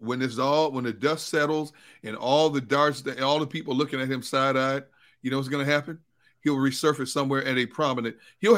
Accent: Wisconsin, United States; My home state.

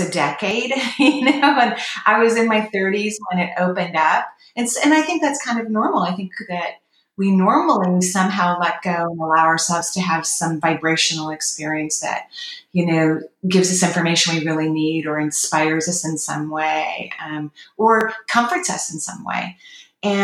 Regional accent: Washington, United States; moved away as an adult; also born or lived in Oregon; My home state is Washington State in the U.S., and I was in Oregon living at the time.

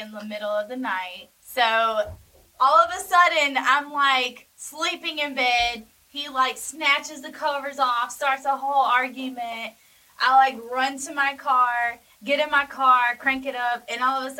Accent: Hawkinsville, Georgia, United States; I am from Hawkinsville, Georgia

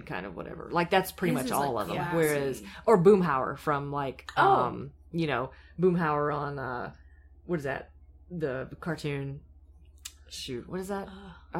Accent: Anderson, South Carolina, United States; I'm from Anderson, South Carolina.

